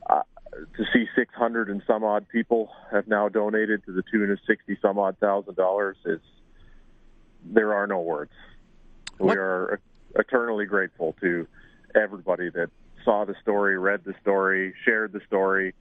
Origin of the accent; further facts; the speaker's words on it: Canada; we are Canadian